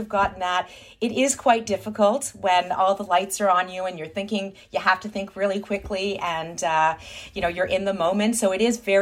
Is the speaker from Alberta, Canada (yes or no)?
no; Thornhill, Ontario, Canada; We're proud Jews from Thornhill